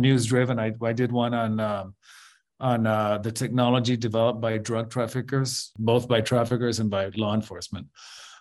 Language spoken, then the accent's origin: English; Guatemala; when I was growing up in Guatemala, when I was a teenager in the early 80s